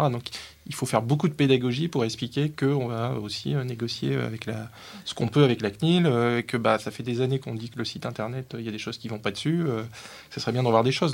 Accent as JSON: {"language": "French", "area": "the North", "region": "Hauts-de-France", "country": "France", "said": "je suis un babache, je viens du Nord"}